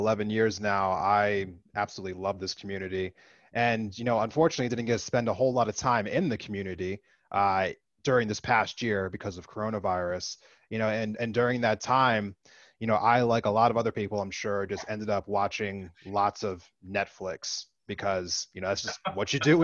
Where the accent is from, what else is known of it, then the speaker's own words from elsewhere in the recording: East Coast, United States; now in Missoula, United States; I grew up originally over in the East Coast